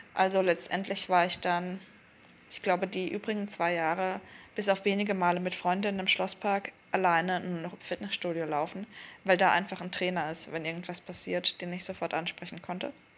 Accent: Black Forest, Baden-Württemberg, Germany; moved away as an adult; also born or lived in Berlin; wieder zurückzugehen in den Schwarzwald, in meine Heimat

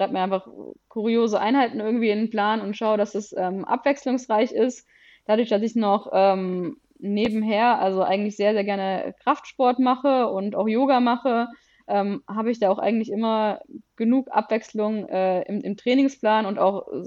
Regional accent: Konstanz, Baden-Württemberg, Germany; moved away as an adult; now in Düsseldorf, Germany; wir kommen beide aus Konstanz und sind quasi fürs Studium dann nach Düsseldorf ähm, gezogen

